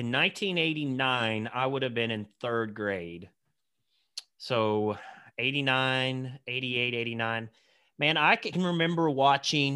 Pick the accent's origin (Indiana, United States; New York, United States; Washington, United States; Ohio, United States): Indiana, United States; Santa Claus; I grew up right outside of Santa Claus, Indiana, the mean streets of Santa Claus.